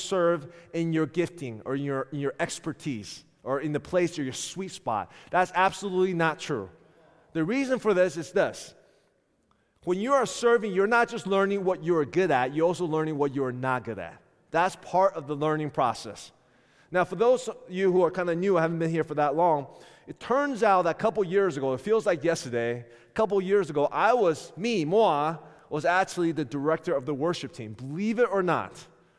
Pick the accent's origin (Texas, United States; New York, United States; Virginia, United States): Virginia, United States; Richmond; I came from Richmond, Virginia. And though many of you don't know this, when I came here, I was, by world standard, considered a seasoned minister.